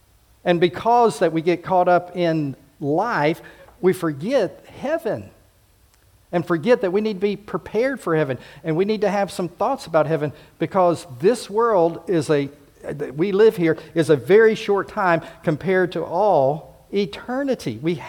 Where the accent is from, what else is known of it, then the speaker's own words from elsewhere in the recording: Homestead, Florida, United States; also born or lived in Pensacola / Fort Rucker / Enterprise; I grew up in Homestead Air Force Base, and then in Pensacola, the air base there at Eglin, as well as the naval base, Fort Rucker and Enterprise, and of course Maxwell here.